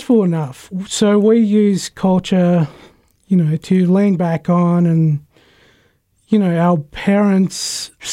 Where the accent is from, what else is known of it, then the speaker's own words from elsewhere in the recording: Melbourne, Victoria, Australia; Melbourne, my neck of the woods